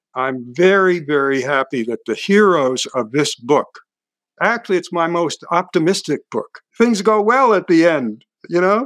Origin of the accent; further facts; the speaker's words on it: Hudson, New York, United States; moved away; my hometown, Hudson, New York.